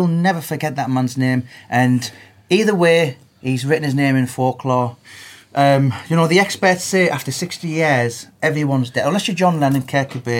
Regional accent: Middlesbrough, North East England, United Kingdom; I grew up in Middlesbrough

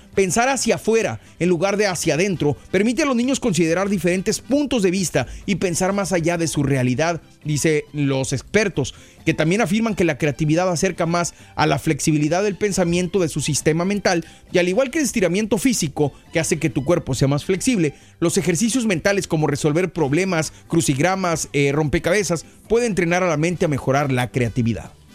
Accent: Mexico; now in United States; yo me crié en México

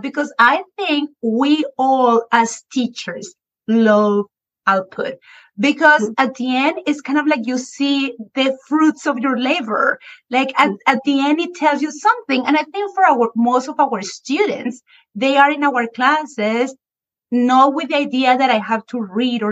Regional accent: Colombia; a Spanish teacher born and raised in Colombia

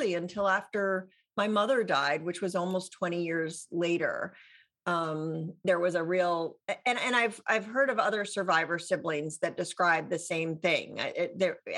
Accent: Santa Fe, New Mexico, United States; also born or lived in Chicago area / Boston; when I was 8, we moved to New Mexico, which, Santa Fe, New Mexico, northern New Mexico. And I grew up there

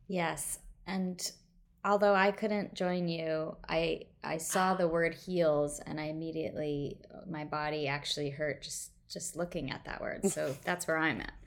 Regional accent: Midwest, United States; growing up in the Midwest

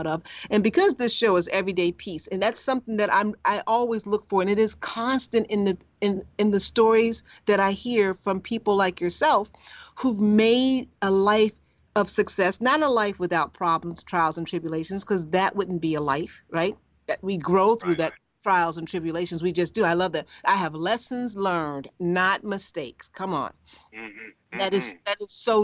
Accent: Chicago, Illinois, United States; I'm from the South Side of Chicago

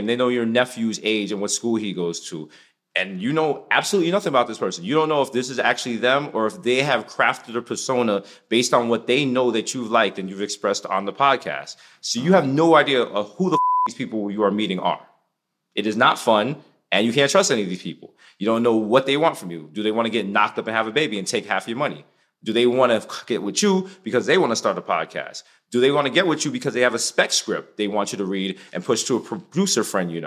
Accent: New York City, New York, United States; We're like from the Bronx

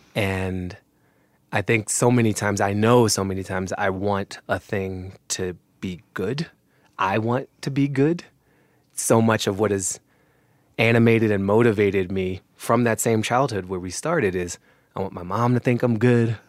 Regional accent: United States; I'm an American and I inherit this history too

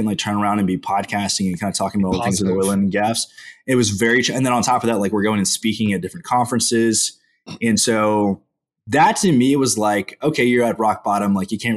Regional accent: College Station, Texas, United States; also born or lived in Houston, Texas; I grew up in College Station, Texas, home of the fighting Texas Aggies.

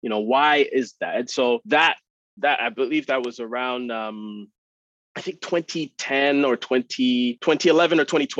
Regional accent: Calabar, Cross River, Nigeria; also born or lived in Canada; now in Toronto, Canada; I am Nigerian Canadian. So I'm from Canada, but I was born and raised in Nigeria. Born in Calabar, the old city that's in Cross River State, in a nice little southeastern part of the country.

